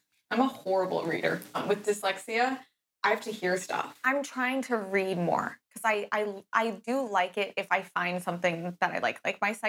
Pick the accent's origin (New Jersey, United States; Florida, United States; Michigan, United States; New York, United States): Florida, United States; I grew up in Florida